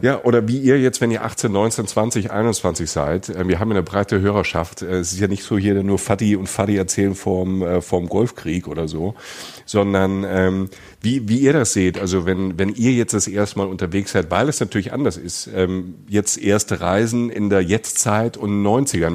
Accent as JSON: {"language": "German", "country": "Germany", "said": "als Deutscher"}